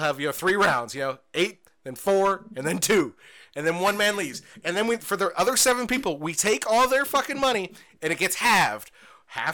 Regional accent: Indiana, United States; We are Hoosiers. We are from Indiana

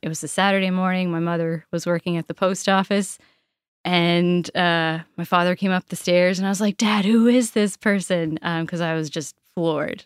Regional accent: Port Bevis, Nova Scotia, Canada; I grew up in Port Bevis

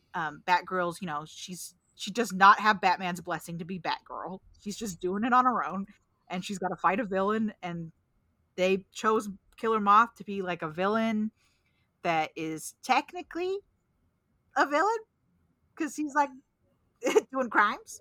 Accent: Pacific Northwest, United States; I'm from Sasquatch country.

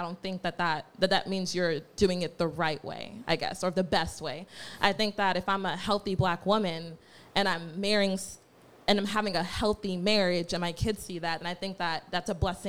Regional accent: United States; born or raised there; also born or lived in Nigeria

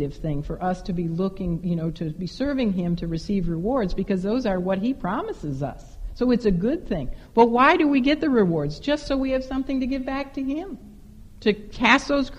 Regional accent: Chicago, Illinois, United States; I am from Chicago

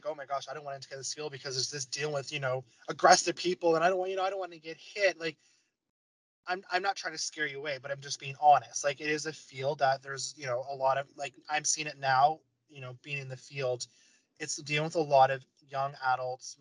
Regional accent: London, Ontario, Canada; I'm from London, Ontario

